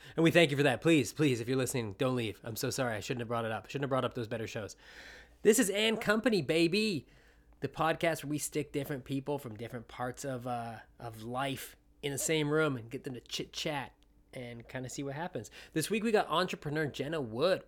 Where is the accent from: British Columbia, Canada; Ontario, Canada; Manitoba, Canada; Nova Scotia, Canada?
British Columbia, Canada; I'm from British Columbia